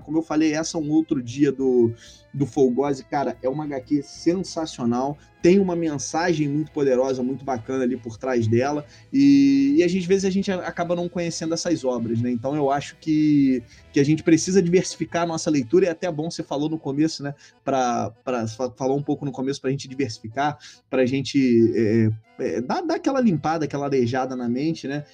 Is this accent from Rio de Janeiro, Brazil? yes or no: yes; Rio de Janeiro, Brazil; accent: carioca; eu, eu sou carioca, né? Deve, a galera que não sabe ainda aí, que é nosso ouvinte, deve perceber por conta do sotaque